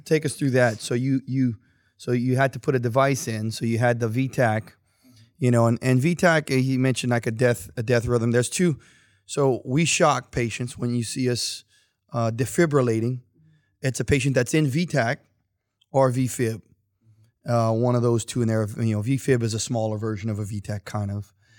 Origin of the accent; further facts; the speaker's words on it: St. Martinville, Louisiana, United States; now in Youngsville, United States; I'm originally, of course, Saint Martinville, but no one knows where Saint Martinville is. But I am from Youngsville.